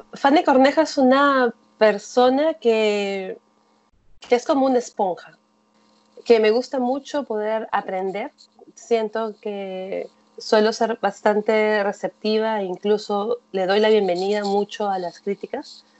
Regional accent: Lima, Peru; yo soy de Lima, que es una ciudad grande de 10 millones de habitantes, he crecido en un espacio con muchos

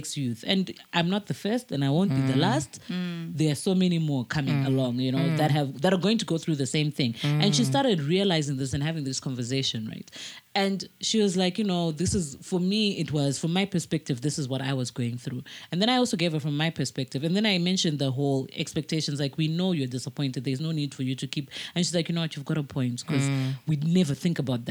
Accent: Mutare, Manicaland, Zimbabwe; also born or lived in Harare; I grew up in Mutare

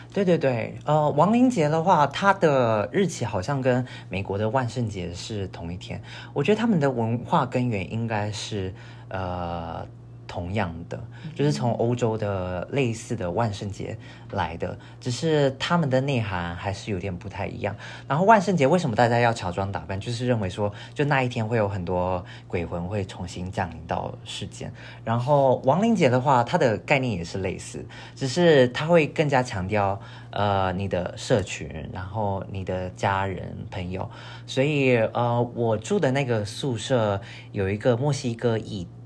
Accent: northern Taiwan, Taiwan; moved away as an adult; now in United States; 但因为我是北部人，所以我从小好像就只吃过北部粽就是了

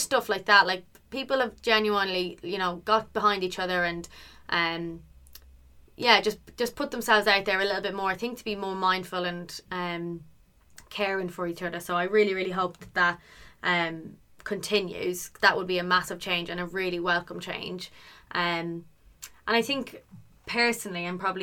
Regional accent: Ireland; now in United Kingdom; I'm Irish

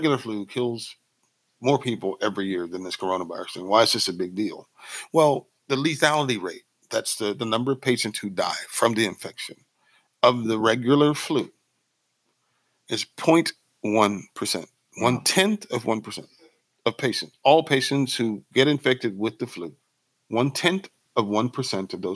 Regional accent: Mississippi, United States; I'm from Mississippi

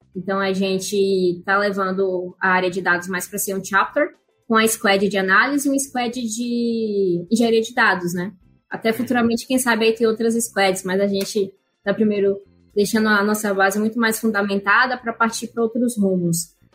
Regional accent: Salvador, Bahia, Brazil; now in São Paulo, Brazil; eu sou soteropolitana, acho que essa é uma informação importante aí, eu moro em São Paulo, mas eu sou da Bahia

